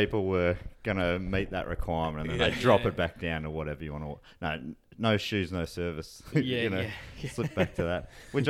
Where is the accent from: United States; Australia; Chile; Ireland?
Australia; Melbourne, Victoria; It felt like outer suburbs then, but it's probably sort of mid suburbs there. Moorabbin, sort of halfway to Frankston, down south.